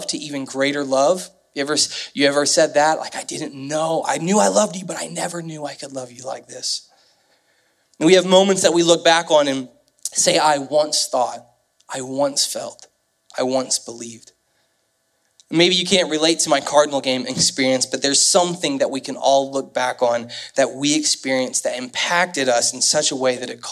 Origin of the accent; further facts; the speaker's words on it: Kansas City, Missouri, United States; moved away as an adult; now in St. Louis, United States; I grew up in the Kansas City area, and so I moved here in 2003